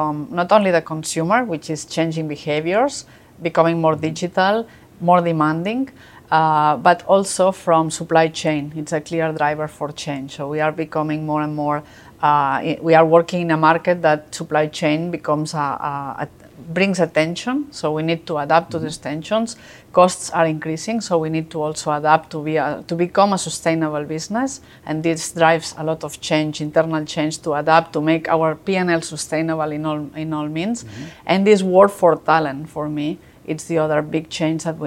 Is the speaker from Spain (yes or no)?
yes; Barcelona, Catalonia, Spain; moved away as an adult; also born or lived in France; I'm originally from Barcelona. It's where I studied and I started my career.